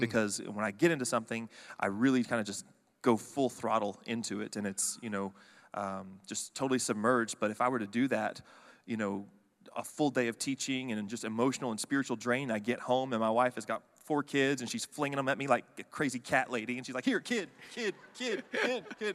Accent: Fort Worth, Texas, United States; now in College Station, United States; me and my wife both grew up in the Dallas-Fort Worth area. We grew up on the Fort Worth side

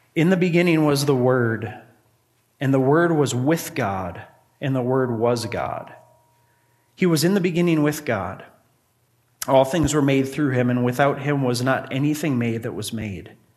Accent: Grand Marais, Minnesota, United States; I grew up in Grand Marais, Minnesota

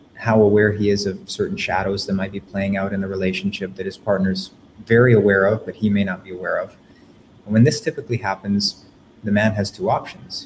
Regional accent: Canada; I'm from Canada.

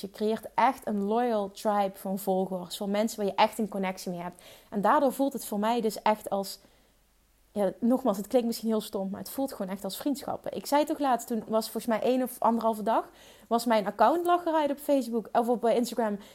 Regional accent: Limburg, Netherlands; accent: Limburgs; Ik heb een stom Limburgs accent

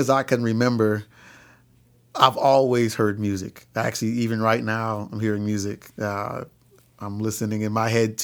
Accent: Lansing, Michigan, United States; I was born in Lansing, Michigan

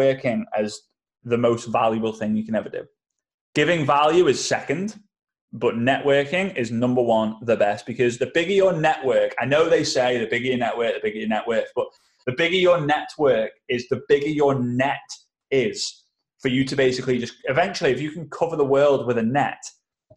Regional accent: England, United Kingdom; I'm an English guy

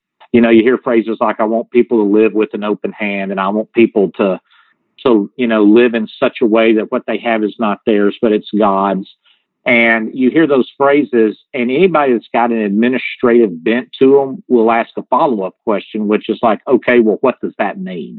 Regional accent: the South, United States; accent: Southern; you can tell by my accent, I'm from the South

